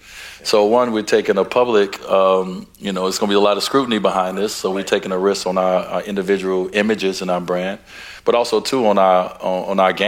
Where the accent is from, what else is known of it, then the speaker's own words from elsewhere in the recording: Chicago, Illinois, United States; I grew up in Chicago